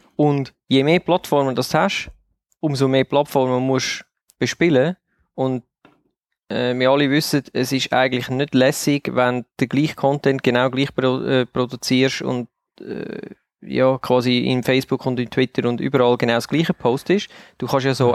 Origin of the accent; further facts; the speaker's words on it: Switzerland; weil wir sind Schweizer, wir leben in der Schweiz